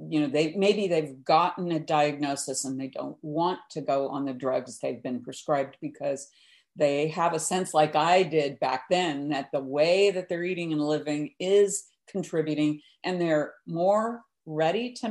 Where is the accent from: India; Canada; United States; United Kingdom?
United States; the Midwest, Kansas; I grew up in the Midwest in Kansas in the 50s and 60s